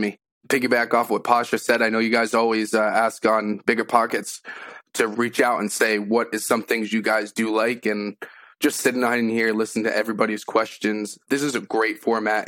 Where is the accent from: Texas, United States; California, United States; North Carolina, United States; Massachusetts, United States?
Massachusetts, United States; now in Enfield, United States; I'm originally from Massachusetts